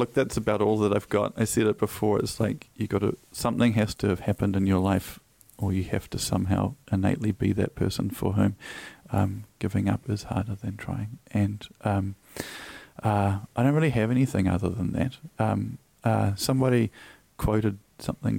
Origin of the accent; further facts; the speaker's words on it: Auckland, New Zealand; I grew up in Freeman's Bay in the 80s.